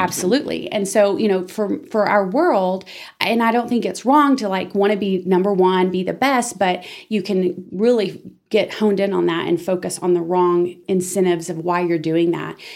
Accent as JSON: {"language": "English", "town": "Amarillo", "region": "Texas", "country": "United States", "tie": "born or raised there", "also_born_or_lived": "Dallas Fort Worth area, Texas / Denton, Texas", "moved": "as an adult", "said": "I was born and raised in Amarillo"}